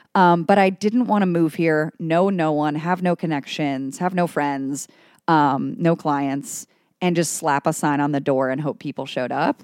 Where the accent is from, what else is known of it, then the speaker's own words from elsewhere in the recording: Cleveland, Ohio, United States; also born or lived in New York City; now in Cincinnati, United States; I'm an Ohio native. I'm from Cleveland originally